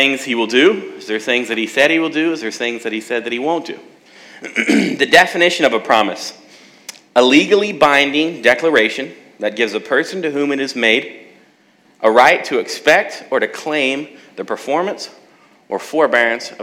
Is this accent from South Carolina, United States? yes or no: no; South Texas, United States; moved away; also born or lived in San Antonio / Alaska; I'm from Texas, South Texas